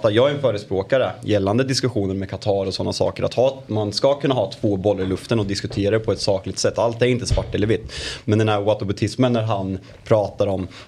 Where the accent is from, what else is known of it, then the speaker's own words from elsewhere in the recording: Switzerland; also born or lived in Italy; Jag var mobbad för att jag